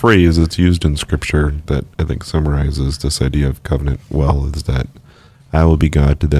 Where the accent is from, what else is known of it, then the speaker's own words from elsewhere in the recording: Midwest, United States; I'm a Midwesterner, too